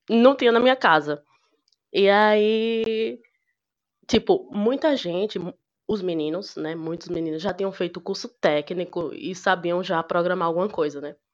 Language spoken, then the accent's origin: Portuguese; Sergipe, Brazil; sou de Sergipe, do interior do Sergipe.